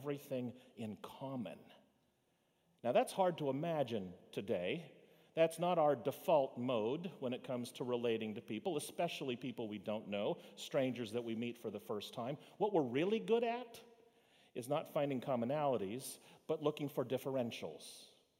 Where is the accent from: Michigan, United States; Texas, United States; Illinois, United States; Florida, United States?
Florida, United States; Fort Lauderdale; Where were you born? To which I say, Fort Lauderdale